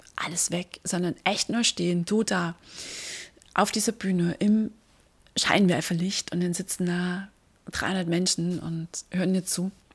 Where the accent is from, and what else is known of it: Dresden, Saxony, Germany; born or raised there